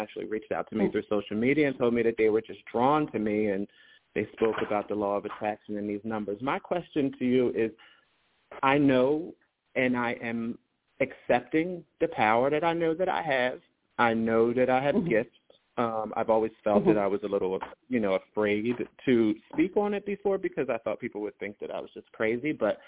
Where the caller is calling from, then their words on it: Philadelphia, Pennsylvania, United States; I'm calling from the Philadelphia area.